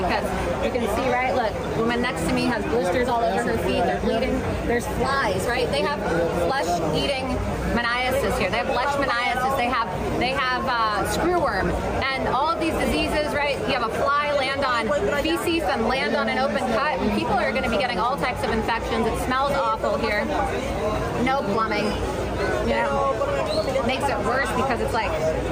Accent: United States; As a Jew, as an American

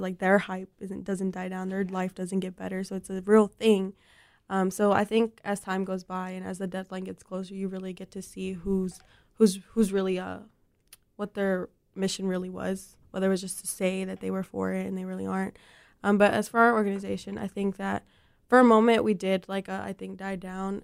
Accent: Mexico; moved away; I was born in Mexico, so I definitely identify, um, with that community

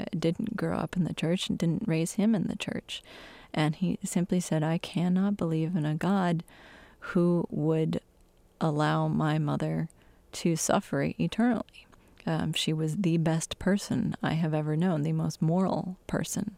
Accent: Michigan, United States; my home state in Michigan

